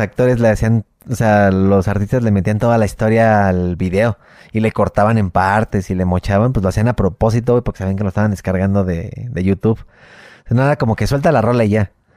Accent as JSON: {"language": "Spanish", "country": "Mexico", "said": "somos los mexicanos"}